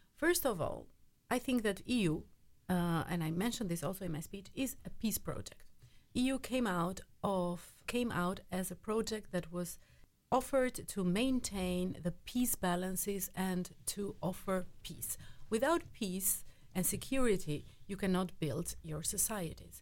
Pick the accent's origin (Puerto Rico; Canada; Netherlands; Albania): Albania; I am from Albania